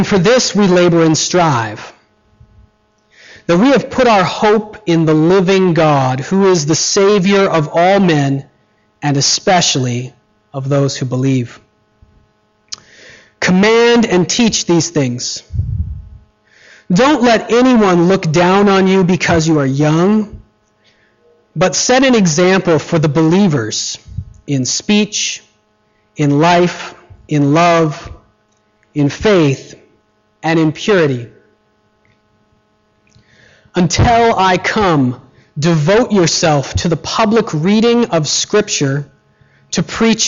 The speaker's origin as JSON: {"language": "English", "country": "United States", "moved": "yes", "said": "When I was in first grade, I was never actually in grade one because I'm an American"}